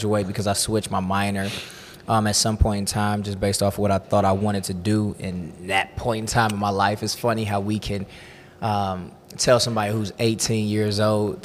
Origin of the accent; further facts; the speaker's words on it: Cleveland, Ohio, United States; I grew up in Cleveland